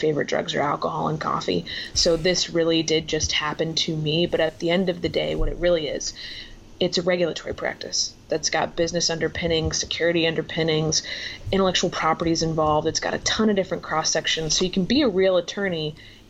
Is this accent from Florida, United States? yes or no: yes; Florida, United States; moved away as an adult; now in Washington, United States; That's where I'm from.